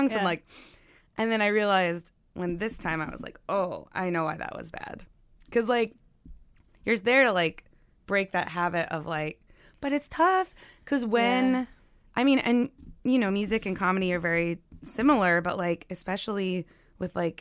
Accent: the South, United States; moved away; also born or lived in Los Angeles; I'm from the South originally

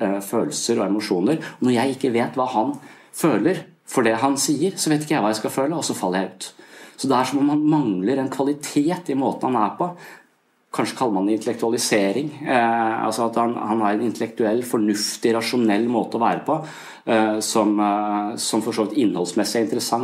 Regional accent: Eastern Norway, Norway; now in Southern Norway, Norway; jeg er fra Østlandet

